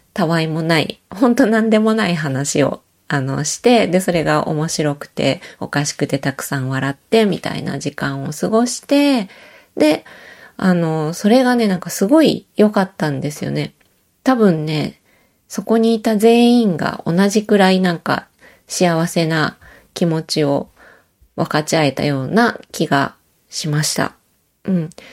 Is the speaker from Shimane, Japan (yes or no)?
no; Osaka, Japan; moved away as an adult; now in Matsumoto, Japan; 私は大阪出身